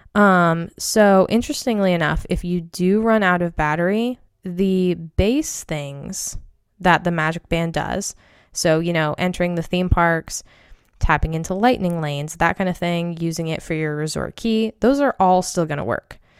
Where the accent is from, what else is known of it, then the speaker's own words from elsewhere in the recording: Maine, United States; I'm from Maine